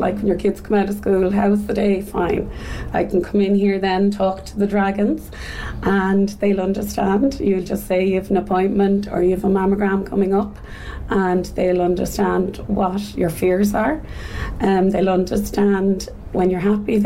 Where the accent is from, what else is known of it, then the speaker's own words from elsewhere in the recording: Dublin, Leinster, Ireland; moved away as an adult; now in Cork, Ireland; I am originally from Dublin, but I'm here in Cork for the last 20-odd years